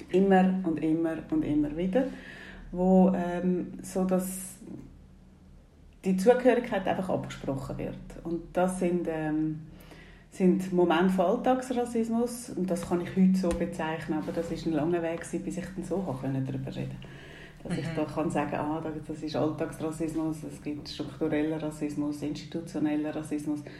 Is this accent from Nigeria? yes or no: yes; Nigeria; Ich bin Teil noch in Nigeria aufgewachsen.